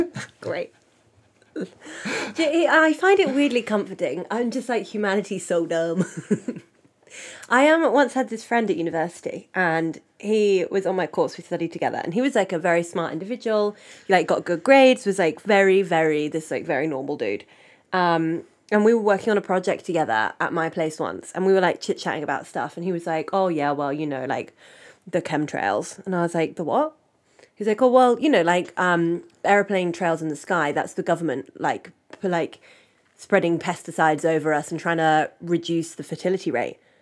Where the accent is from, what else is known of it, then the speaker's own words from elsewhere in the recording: United Kingdom; moved away; as a British person